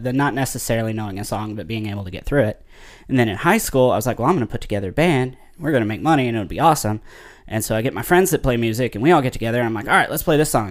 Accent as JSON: {"language": "English", "town": "Possum Trot", "region": "Kentucky", "country": "United States", "tie": "born or raised there", "said": "I grew up in Possum Trot, Kentucky"}